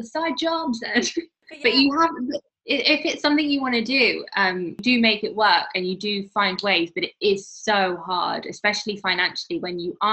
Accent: Midlands, United Kingdom; moved away; I'm from the Midlands.

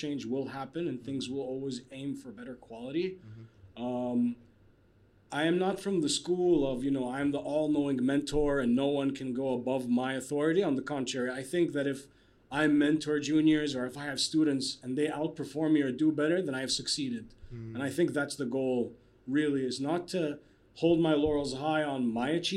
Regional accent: Kuwait; moved away as an adult; also born or lived in Bahrain / Canada; Born and raised in Kuwait.

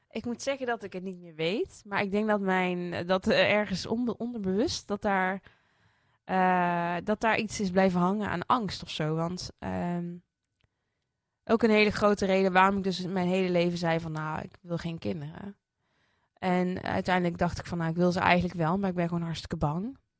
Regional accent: Netherlands; Ik ben opgegroeid in Sprankapelle, een christelijk dorp

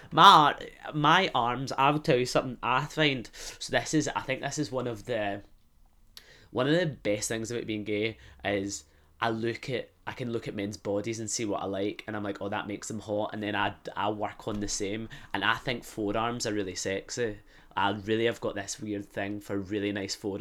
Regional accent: Glasgow, Scotland, United Kingdom; moved away; I'd come back to Glasgow

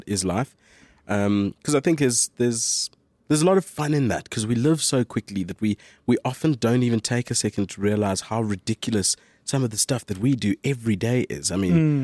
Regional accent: Port Elizabeth, Eastern Cape, South Africa; also born or lived in Johannesburg; Born Johannesburg, spent a couple of years in mostly the Eastern Cape, traveling around little towns there, but primarily PE.

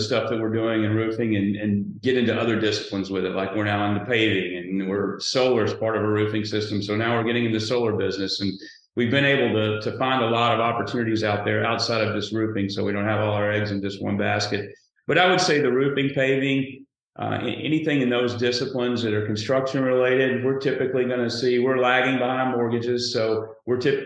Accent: Sheridan, Arkansas, United States; This is my hometown. This is where I grew up.

